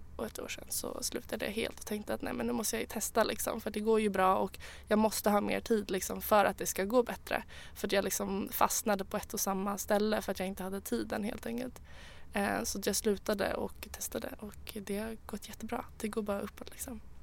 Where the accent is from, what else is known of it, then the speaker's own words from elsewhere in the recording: Sweden; jag är svensk